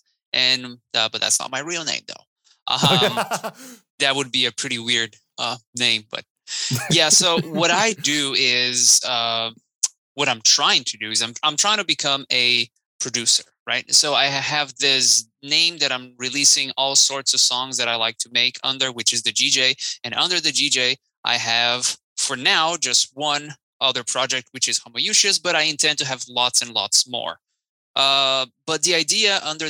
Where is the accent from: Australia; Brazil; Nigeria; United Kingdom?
Brazil; moved away; I'm actually from Brazil, and back in Brazil, I had a new metal band